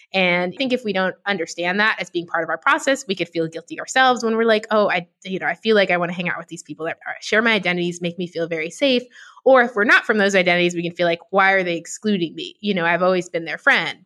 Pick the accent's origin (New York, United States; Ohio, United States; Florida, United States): New York, United States; New York City; I grew up in New York City